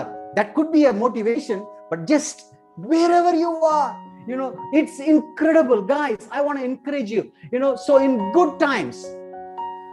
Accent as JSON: {"language": "English", "region": "South India", "country": "India", "said": "I'm from South India"}